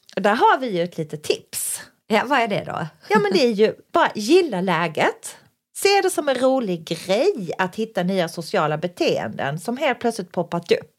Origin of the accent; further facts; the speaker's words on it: Skåne, Sweden; vi är skåningar själva